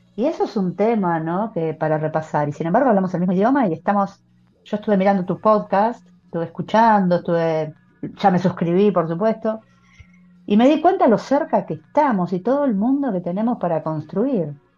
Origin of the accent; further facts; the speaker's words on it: Argentina; aquí en mi país